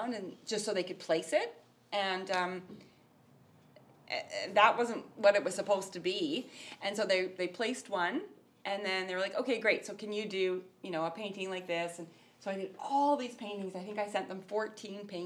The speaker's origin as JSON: {"language": "English", "town": "Summerland", "region": "British Columbia", "country": "Canada", "also_born_or_lived": "Victoria, Canada", "moved": "yes", "said": "I came from Summerland, from a little town where, you know, I'd never learned about art history"}